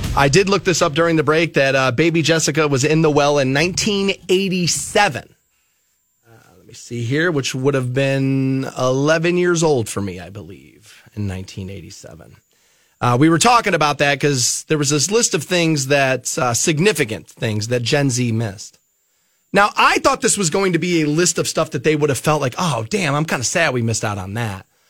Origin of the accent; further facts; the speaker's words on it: Twinsburg, Ohio, United States; a company in my hometown of Twinsburg called Allen Bradley